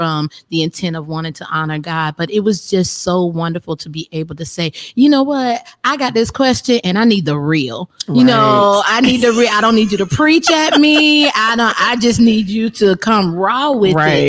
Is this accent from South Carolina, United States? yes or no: yes; Effingham, South Carolina, United States; also born or lived in Florence, South Carolina / Miami; in Effingham, South Carolina